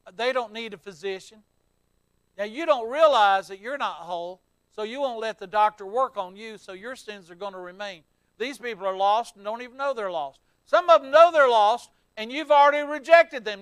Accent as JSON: {"language": "English", "region": "the South", "country": "United States", "said": "I'm from the South down here"}